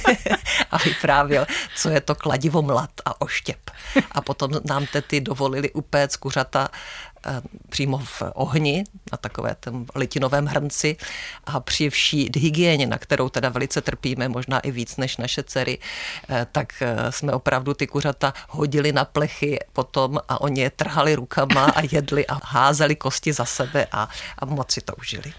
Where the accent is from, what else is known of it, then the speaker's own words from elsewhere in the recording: Zlín, Zlín Region, Czechia; now in Velké Karlovice, Czech Republic; tři jsme ze Zlína